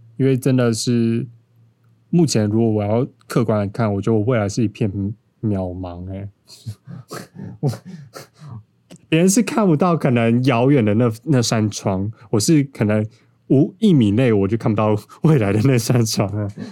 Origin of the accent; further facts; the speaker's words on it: Taipei, Taiwan; 因为我本身就是都市人， 超级完整的天龙人。那我从小在都市长大